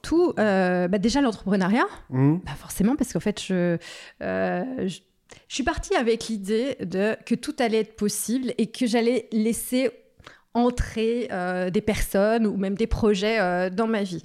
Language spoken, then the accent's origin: French; Saint-Julien-en-Genevois, Auvergne-Rhône-Alpes, France; moved away as an adult; also born or lived in Annecy / Chablais; j'ai grandi à Saint-Julien